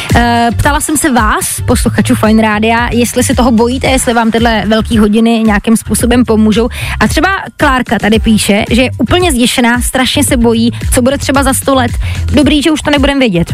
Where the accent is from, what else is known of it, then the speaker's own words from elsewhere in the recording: Hradec Králové, Hradec Králové Region, Czechia; v Hradci Králové, odkud pocházím